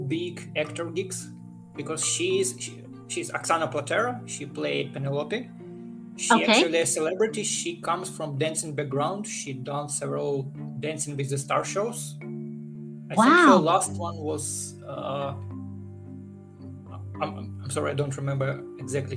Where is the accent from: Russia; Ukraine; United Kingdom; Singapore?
Ukraine; English is a second language; now in Los Angeles, United States; if you can guess by my accent, I'm not from United States. I'm actually came from Ukraine